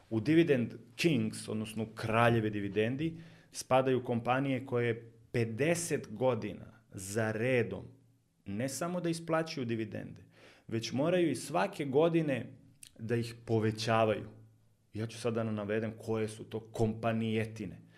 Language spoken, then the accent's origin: Croatian; Serbia